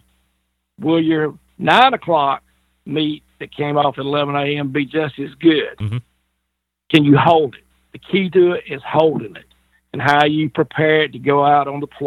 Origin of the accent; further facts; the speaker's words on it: the South, United States; being in the South, born and raised. I love being a Southerner.